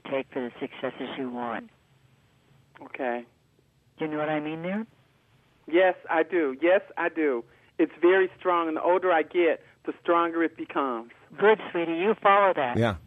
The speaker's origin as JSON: {"language": "English", "town": "Chicago", "region": "Illinois", "country": "United States", "tie": "born or raised there", "moved": "yes", "lives_now": "Minneapolis, United States", "said": "I was born uh, at 3:10 p.m. in Chicago, Illinois"}